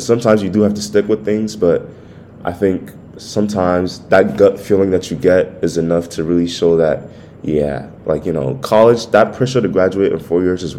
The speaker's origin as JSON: {"language": "English", "country": "Ghana", "said": "I'm Ghanaian"}